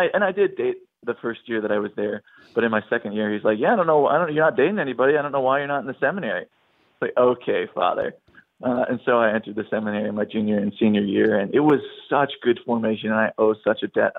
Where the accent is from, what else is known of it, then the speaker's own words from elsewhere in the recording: Wisconsin, United States; moved away as an adult; also born or lived in St. Paul, Minnesota / Utah; I'm from Wisconsin. Yeah, I'm from Wisconsin originally